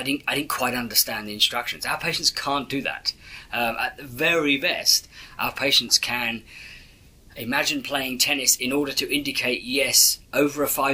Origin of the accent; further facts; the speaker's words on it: England, United Kingdom; being English